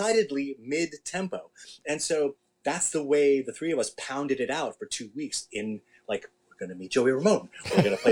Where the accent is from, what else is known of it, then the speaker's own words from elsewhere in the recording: New York City, New York, United States; I'm from the same neighborhood. I grew up in Forest Hills.